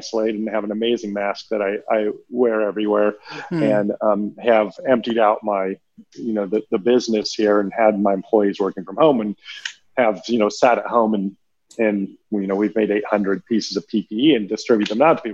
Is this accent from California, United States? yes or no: no; Texas, United States; as the American on here, and a Texan, no less.